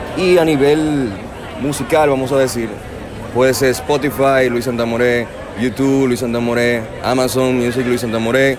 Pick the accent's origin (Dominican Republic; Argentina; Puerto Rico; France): Dominican Republic; soy un músico dominicano